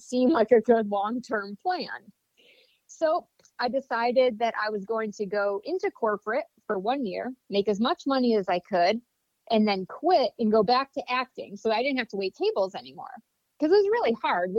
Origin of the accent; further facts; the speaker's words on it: Vestal, New York, United States; I grew up in a small town in upstate New York, Vestal, New York, right outside of Binghamton